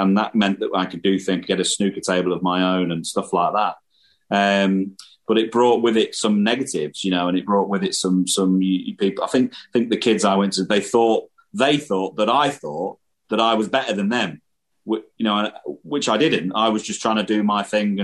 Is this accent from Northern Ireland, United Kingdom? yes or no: no; Irthlingborough, East Midlands, United Kingdom; the place where I grew up in the Midlands in England was, you know, quite a rural place.